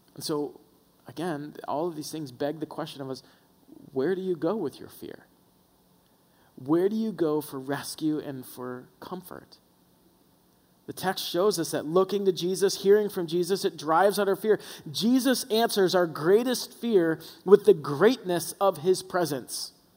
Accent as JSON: {"language": "English", "region": "the South", "country": "United States", "tie": "born or raised there", "said": "We were raised in the South, so every time church was open, we were there"}